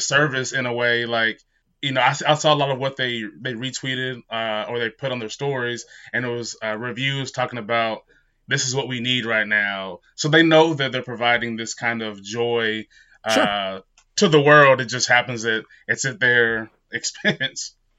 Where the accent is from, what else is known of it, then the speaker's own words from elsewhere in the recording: Utah, United States; I grew up in Utah